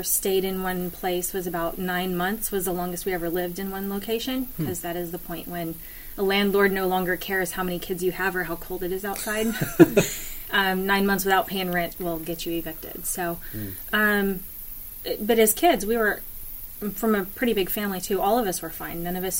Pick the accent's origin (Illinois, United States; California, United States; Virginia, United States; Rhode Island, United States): Illinois, United States; Greenup; also born or lived in Shreveport, Louisiana / Keithville, Louisiana; Greenup, Illinois, mostly.